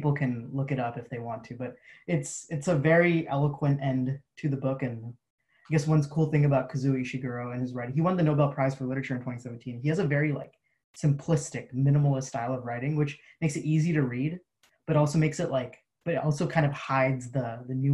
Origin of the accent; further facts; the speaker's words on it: San Jose, California, United States; I grew up in San Jose, California. West San Jose, California, I should say